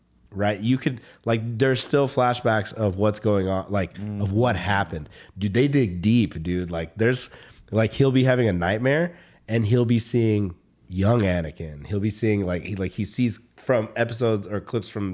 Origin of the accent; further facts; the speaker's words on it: the South, United States; now in California, United States; I grew up in the South.